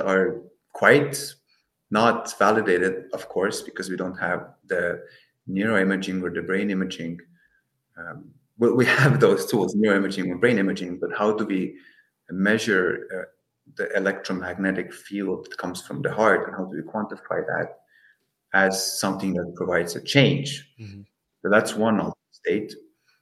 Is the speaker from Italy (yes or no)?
no; Estonia; now in Netherlands; I'm from Estonia, I'm in the Netherlands, I've lived in a lot of places